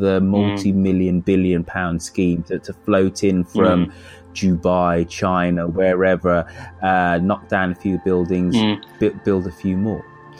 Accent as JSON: {"language": "English", "town": "Birmingham", "region": "West Midlands", "country": "United Kingdom", "said": "us Brummies"}